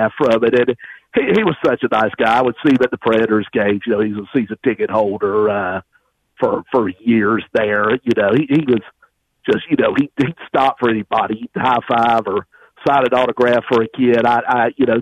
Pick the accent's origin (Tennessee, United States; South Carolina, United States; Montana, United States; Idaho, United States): Tennessee, United States; Tullahoma; also born or lived in Nashville; growing up in Tullahoma and moving back to Nashville in 1995.